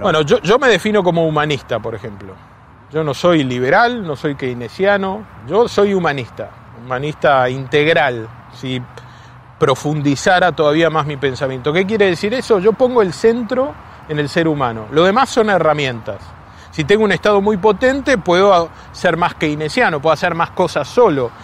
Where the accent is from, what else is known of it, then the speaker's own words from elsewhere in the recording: Buenos Aires Province, Argentina; como bonaerense